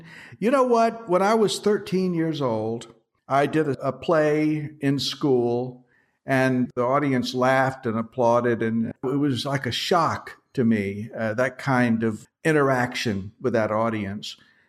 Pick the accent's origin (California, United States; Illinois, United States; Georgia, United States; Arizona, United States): Georgia, United States; Atlanta; born there; also born or lived in Washington, D.C. / New York; I was born in Georgia. I was born in Atlanta, Georgia. And my family moved around the South and migrated finally up to Washington, D.C. And from there, I went to New York.